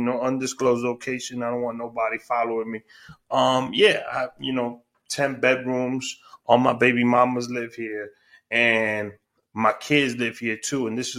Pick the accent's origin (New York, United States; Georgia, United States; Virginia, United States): New York, United States; New York City; I'm from Queens, Bayside Queens, the rough neighborhood of Bayside Queens.